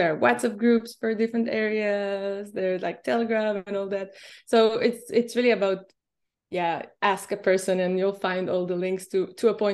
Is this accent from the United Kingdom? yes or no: no; Israel; moved away; I'm originally from Israel